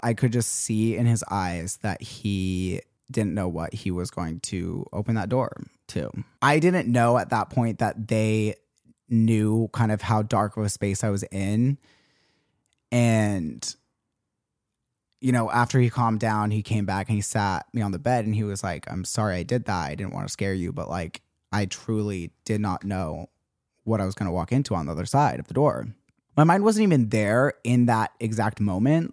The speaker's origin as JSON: {"language": "English", "region": "Utah", "country": "United States", "tie": "born or raised there", "said": "growing up Mormon and growing up in Utah"}